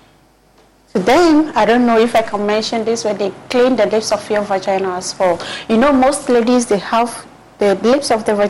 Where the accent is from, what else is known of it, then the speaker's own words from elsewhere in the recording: Upper West, Ghana; I'm from Upper West